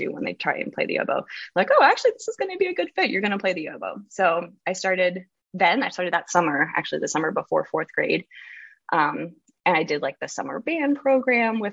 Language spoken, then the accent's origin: English; outside of Philadelphia, Pennsylvania, United States; moved away as an adult; I grew up outside of Philadelphia, so they start you in band around fourth grade there.